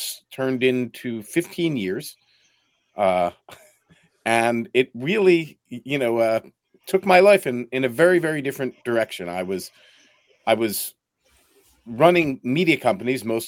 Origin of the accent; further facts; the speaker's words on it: Philadelphia, Pennsylvania, United States; moved away as an adult; also born or lived in New York / Eastern Europe / Ukraine; I grew up in Philadelphia